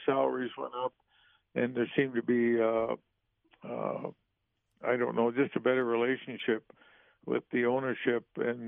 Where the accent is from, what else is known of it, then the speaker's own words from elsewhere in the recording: St. Louis, Missouri, United States; it was a big part of our family growing up in St. Louis.